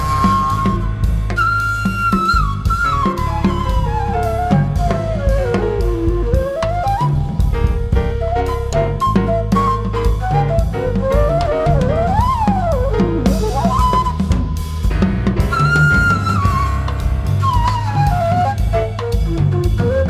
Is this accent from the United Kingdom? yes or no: no; Bethlehem, West Bank, Palestine; in Palestine, my hometown, Bethlehem